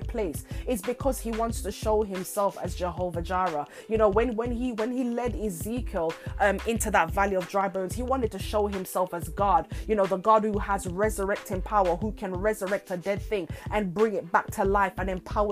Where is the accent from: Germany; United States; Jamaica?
Jamaica; in my homeland where I was born in Jamaica, you know, my family home, my father's home